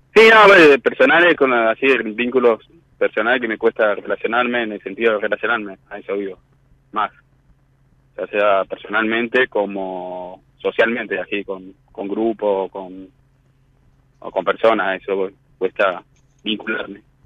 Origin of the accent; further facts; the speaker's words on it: Mar del Plata, Buenos Aires Province, Argentina; moved away as an adult; now in La Plata, Argentina; soy de Madre de Plata y me vine hace siete años acá en La Plata